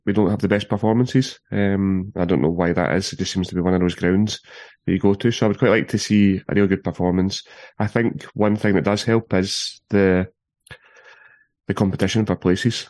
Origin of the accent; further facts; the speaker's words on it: Paisley, Scotland, United Kingdom; I'm from Paisley